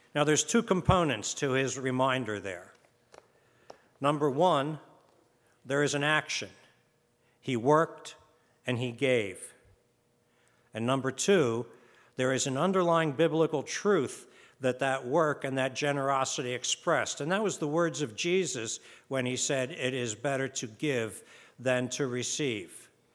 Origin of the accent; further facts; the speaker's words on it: United States; we're from America